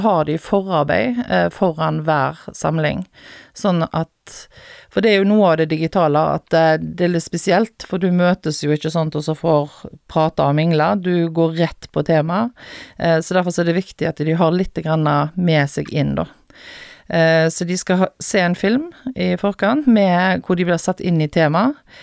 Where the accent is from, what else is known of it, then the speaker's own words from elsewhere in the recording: Haugesund, Rogaland, Norway; moved away as an adult; now in Stord, Norway; Jeg er født og oppvokst i Haugesund